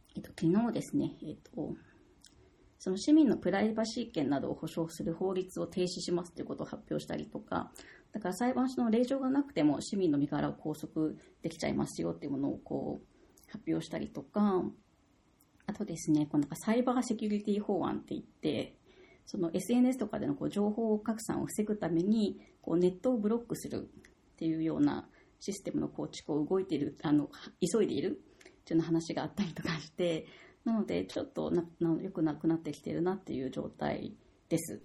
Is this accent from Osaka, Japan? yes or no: no; Tokyo, Japan; moved away as an adult; also born or lived in Myanmar; now in Niigata, Japan; 出身は東京なので東京の大学院通っていた